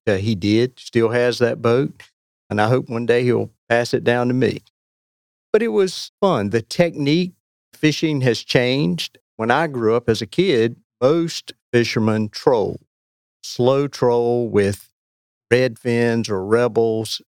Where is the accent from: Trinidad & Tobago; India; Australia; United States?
United States; Weldon, North Carolina; moved away as an adult; now in Cary, United States; I grew up in Weldon and had a great experience in a small town there on the Roanoke. I've lived in Cary since 1988